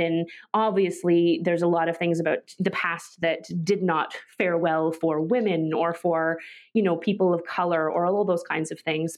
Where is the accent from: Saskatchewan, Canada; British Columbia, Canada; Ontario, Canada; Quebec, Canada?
British Columbia, Canada; Vancouver; I'm from Vancouver